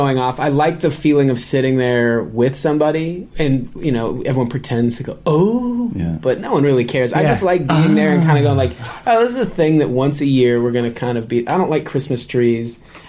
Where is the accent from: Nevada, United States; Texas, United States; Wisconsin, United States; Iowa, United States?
Nevada, United States; Well, I'm from Nevada.